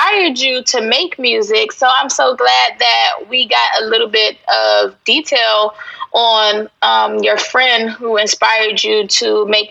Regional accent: Virginia, United States; I'm Virginia. I'm East Coast

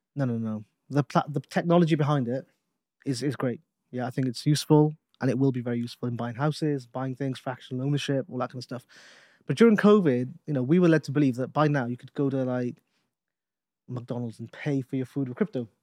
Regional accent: Newport, Wales, United Kingdom; We're both from Newport. We're both from the same city.

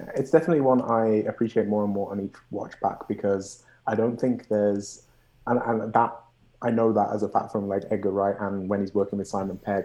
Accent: Birmingham, West Midlands, United Kingdom; moved away as an adult; now in Montreal, Canada; I'm from Birmingham

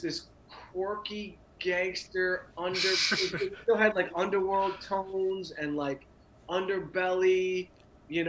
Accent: Southfield, Michigan, United States; moved away as an adult; also born or lived in Los Angeles; I'm from here. I grew up in Southfield

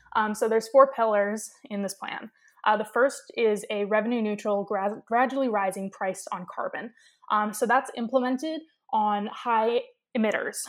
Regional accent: Ketchikan, Alaska, United States; moved away as an adult; I was born and raised in Ketchikan, Alaska

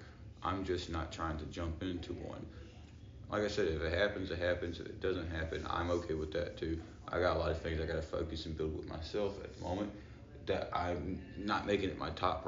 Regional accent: Shreveport, Louisiana, United States; also born or lived in Minden, Louisiana; Born and raised Webster Parish, Shreveport, Louisiana. Actually, Minden, but I grew up in Shreveport.

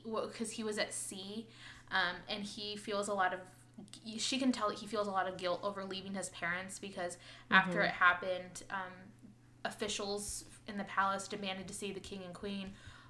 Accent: Midwest, United States; accent: Midwest; I was with family in the Midwest this weekend, and my Midwest accent came out.

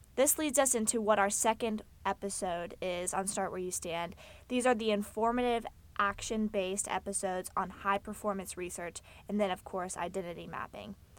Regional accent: Fort Worth, Texas, United States; I was born in Fort Worth, Texas, to a family

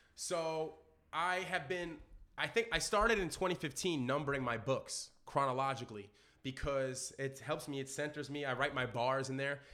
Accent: New York City, New York, United States; growing up in Brooklyn

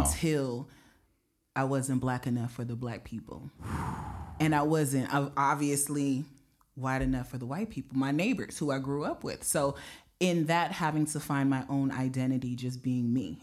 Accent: Las Vegas, Nevada, United States; moved away as an adult; now in Green Bay, United States; growing up in Las Vegas

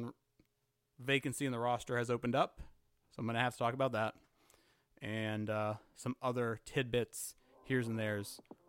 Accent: Saskatchewan, Canada; I am not British. I have no family over here. Follow me on Twitter. I am from Saskatchewan.

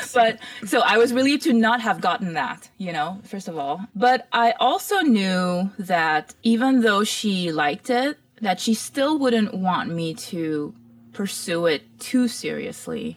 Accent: Mauritius; also born or lived in Toronto, Canada; now in Los Angeles, United States; growing up in Mauritius was a very interesting experience where it was multicultural

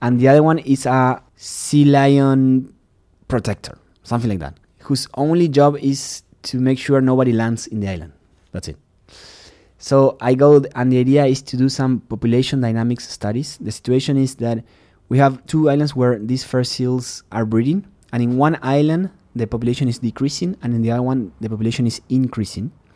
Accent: Uruguay; English is a second language; moved away as an adult; also born or lived in Texas; now in United States; I'm from Uruguay

